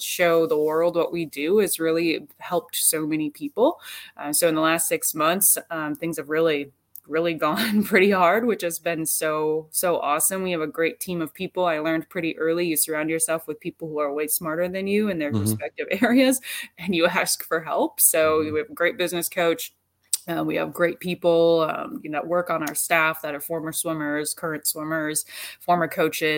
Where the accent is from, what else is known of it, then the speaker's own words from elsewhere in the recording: Wisconsin, United States; I'm from Wisconsin.